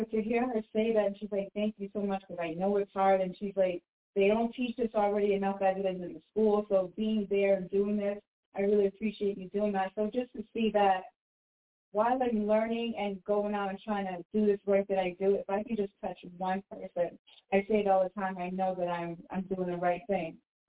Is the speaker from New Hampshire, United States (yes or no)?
yes; New Hampshire, United States; You know, I'm from New Hampshire too.